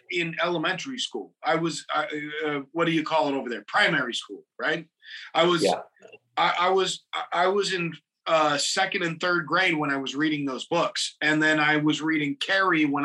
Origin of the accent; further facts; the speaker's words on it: California, United States; I'm from California